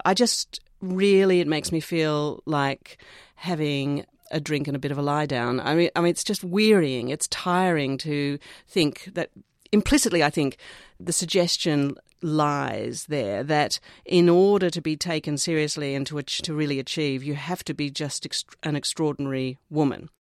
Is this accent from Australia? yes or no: yes; Australia; Growing up in Australia